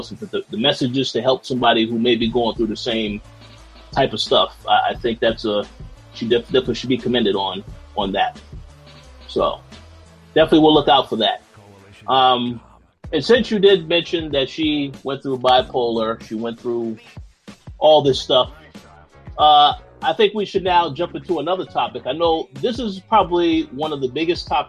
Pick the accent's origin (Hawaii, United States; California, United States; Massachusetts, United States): Massachusetts, United States; Boston; I am from Boston, Massachusetts